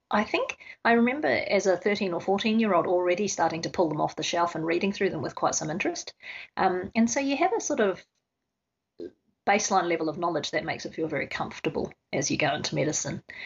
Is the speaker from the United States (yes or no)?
no; New Zealand; now in Australia; I grew up in New Zealand, and so my father is a paediatrician of some renown.